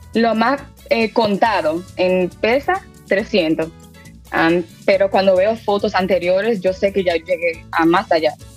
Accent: Reading, Pennsylvania, United States; also born or lived in New York; yo estoy nacida y criada en Reading, Pensilvania

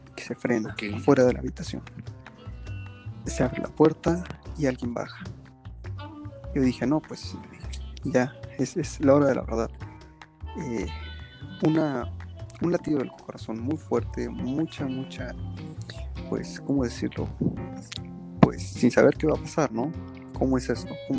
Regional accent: Cuernavaca, Morelos, Mexico; de donde yo soy, yo te, hablo de, de Morelos, de Cuernavaca, Morelos.

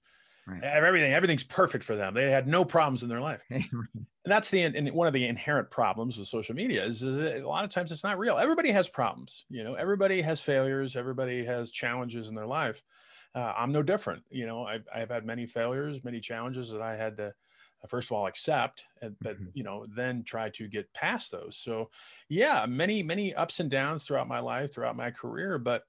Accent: Colorado, United States; I grew up mainly in Colorado, as we were telling you off the air before we started. I grew up a little bit overseas. I was a military brat.

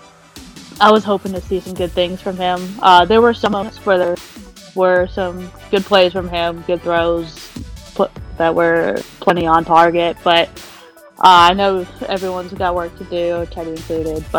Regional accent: Charlotte, North Carolina, United States; now in Fort Mill, United States; I'm from the Charlotte area, living in the Fort Mill.

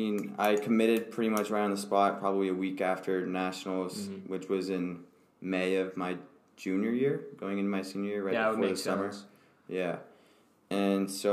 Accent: State College, Pennsylvania, United States; I grew up in State College, Pennsylvania

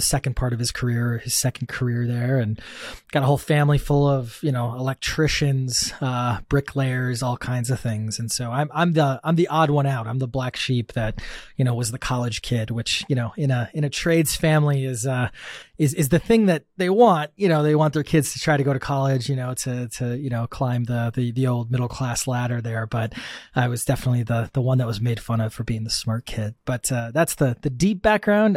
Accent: Wisconsin, United States; I grew up in Wisconsin in the, the Midwest and the States, um, farmland, you know, more cows than people

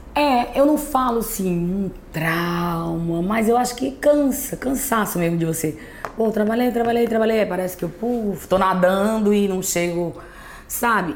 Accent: Juazeiro do Norte, Ceará, Brazil; eu sou do Cariri. Muita gente pensa que eu sou de Iguatu, Né? Mas não, sou de Juazeiro do Norte, Ceará, no, no Cariri.

